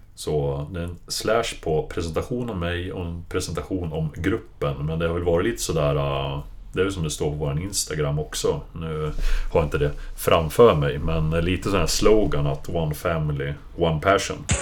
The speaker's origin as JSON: {"language": "Swedish", "town": "Hudiksvall", "region": "Gävleborg County", "country": "Sweden", "also_born_or_lived": "Stockholm", "moved": "as an adult", "lives_now": "Täby, Sweden", "said": "kom ursprungligen från Glada Hudik"}